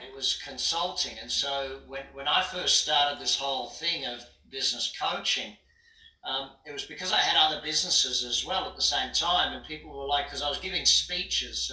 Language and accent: English; Brisbane, Queensland, Australia; moved away as an adult; now in United States; I grew up in Brisbane.